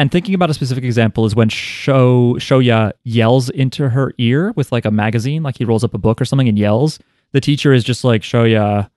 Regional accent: United States; in the United States, where we are from.

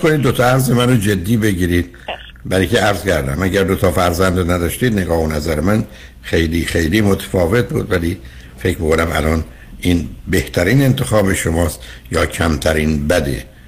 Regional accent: Iran; moved away; ما ایرانی ها تو چارچوب خانوادهایی که بزرگ

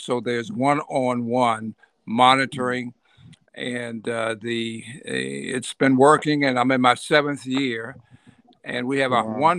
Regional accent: Washington, District of Columbia, United States; moved away as an adult; also born or lived in Syracuse, United States; now in Detroit, United States; born and raised in Washington, D.C.

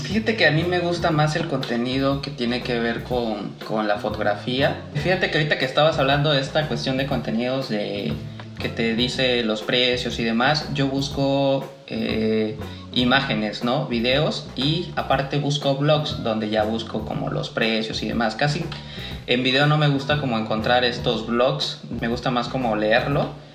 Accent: Tabasco, Mexico; moved away; also born or lived in Veracruz; Soy, soy de Tabasco, nací en Tabasco, pero pues también soy, me considero parte jarocha ya

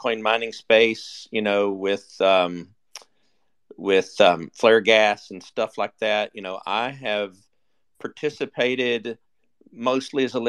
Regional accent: Texas, United States; I'm from Texas

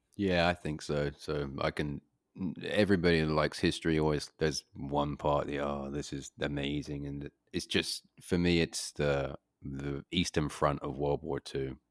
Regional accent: United Kingdom; moved away; I grew up in Great Britain

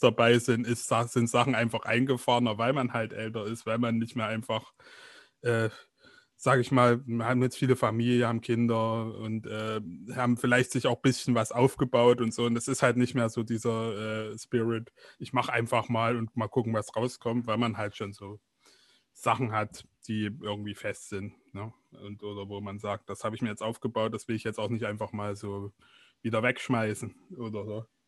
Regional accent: East Germany, Germany; bei uns in Ostdeutschland

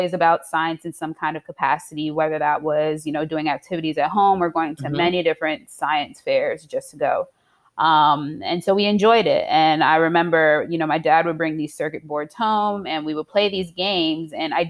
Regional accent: Queens, New York, United States; also born or lived in Piscataway; I am originally from Queens, New York, by ways of Piscataway, New Jersey.

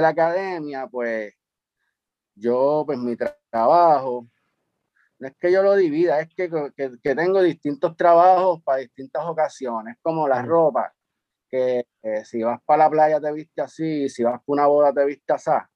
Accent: San Juan, Puerto Rico; also born or lived in Carolina, Puerto Rico; donde me crié en Río Piedra, que fue un caserío que se llamaba López y Caldó

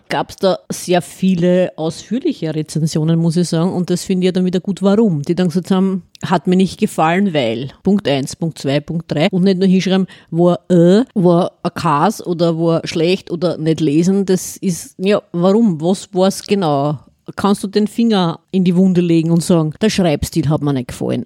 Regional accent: Vienna, Austria; hier bei uns in Wien

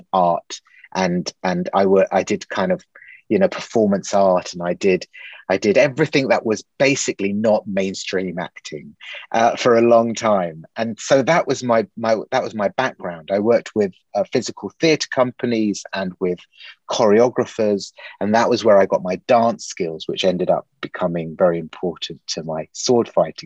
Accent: Eastbourne, South East England, United Kingdom; moved away as an adult; also born or lived in Leicester; I grew up in Eastbourne

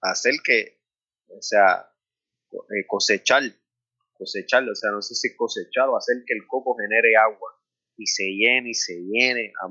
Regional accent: Carolina, Puerto Rico; yo soy de Carolina

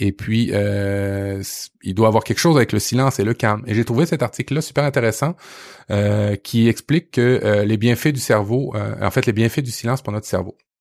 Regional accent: Quebec, Canada; chez nous au Québec

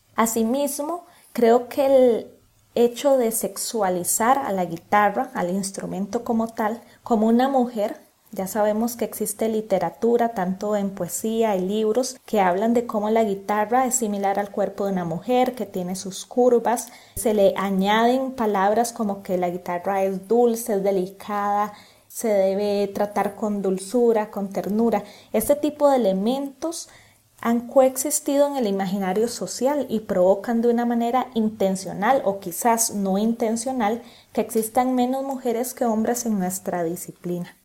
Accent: Costa Rica; como guitarristas costarricenses

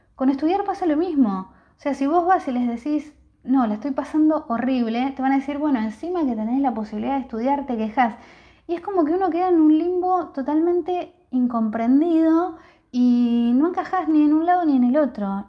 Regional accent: Bahía Blanca, Buenos Aires Province, Argentina; Yo soy de Bahía Blanca

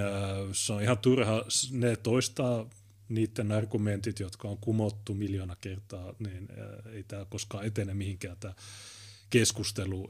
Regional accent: Oulu, North Ostrobothnia, Finland; Meillä Oulussa

